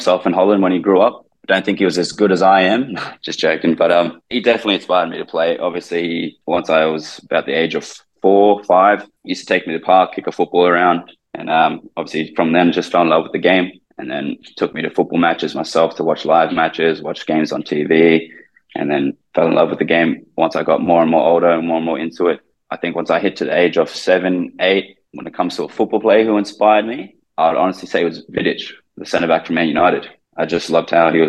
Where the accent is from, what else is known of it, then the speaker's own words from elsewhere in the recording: Brisbane, Queensland, Australia; moved away as an adult; also born or lived in Philippines; now in Thailand; I grew up in Brisbane.